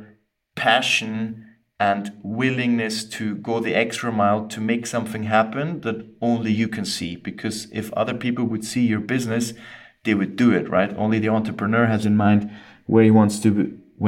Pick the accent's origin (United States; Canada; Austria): Austria; accent: weird dialect; I'm half Scottish, half Austrian, hence the weird dialect. I grew up in Austria